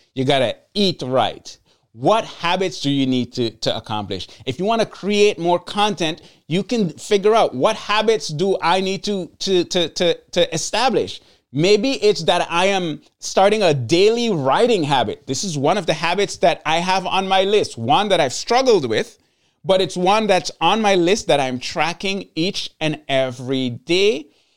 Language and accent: English; Sint Maarten; I'm from Saint Martin, and I'm from the Dutch side of Saint Martin